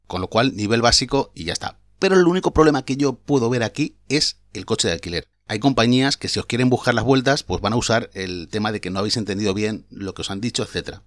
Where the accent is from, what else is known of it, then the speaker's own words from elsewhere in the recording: Valencia, Valencian Community, Spain; yo soy de Valencia